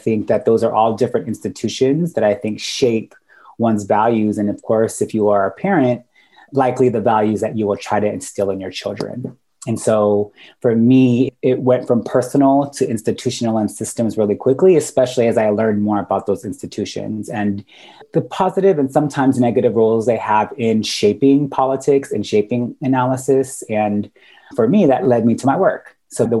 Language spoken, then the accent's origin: English; Sacramento, California, United States; also born or lived in Guam / San Francisco Bay Area; raised most of my life in California. I spent most of it in Sacramento